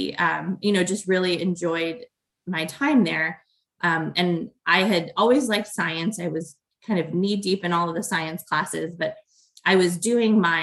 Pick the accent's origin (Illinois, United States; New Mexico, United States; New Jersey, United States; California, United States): Illinois, United States; Chicago; now in Ohio, United States; So I grew up in outside of Chicago